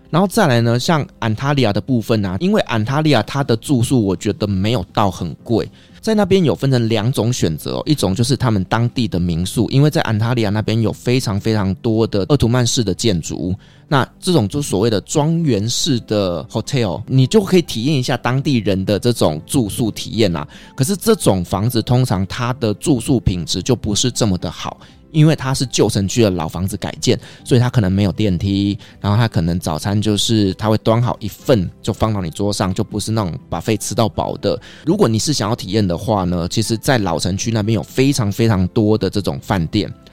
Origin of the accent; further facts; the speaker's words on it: Taiwan; also born or lived in Istanbul, Turkey; 我们台湾人的味道